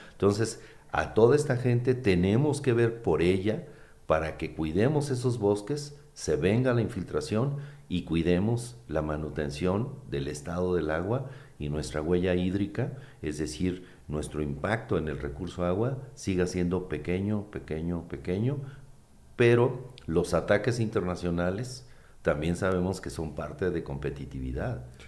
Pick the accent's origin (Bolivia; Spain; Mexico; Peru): Mexico; Uruapan, Michoacán; Yo que soy de Uruapan